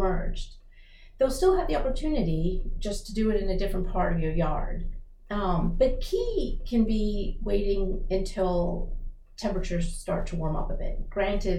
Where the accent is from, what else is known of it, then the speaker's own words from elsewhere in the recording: Rockville, Maryland, United States; also born or lived in Baton Rouge; I'm from Maryland, I'm from Rockville